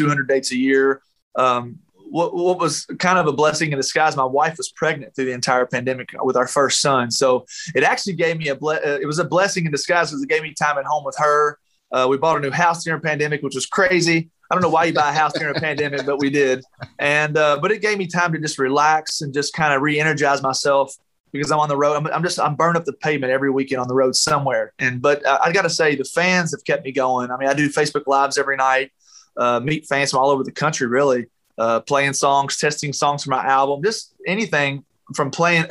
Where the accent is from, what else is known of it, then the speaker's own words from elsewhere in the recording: Taylorsville, Kentucky, United States; I'm from Taylorsville, Kentucky, which is right outside Louisville, about 25 minutes